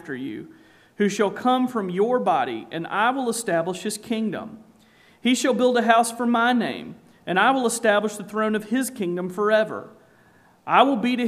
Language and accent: English; South Carolina, United States; I'm from South Carolina, if you hadn't picked up from the accent already